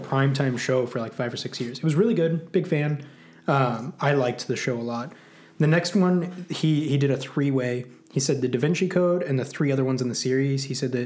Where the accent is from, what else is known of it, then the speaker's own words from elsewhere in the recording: Ozark Mountains, Missouri, United States; I am from the Ozark Mountains